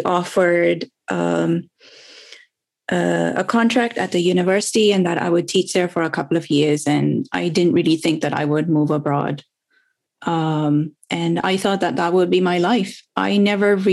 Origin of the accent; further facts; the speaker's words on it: Karachi, Sindh, Pakistan; now in United Kingdom; I was born and raised in Pakistan. So I grew up in a city called Karachi, which is the biggest city of Pakistan.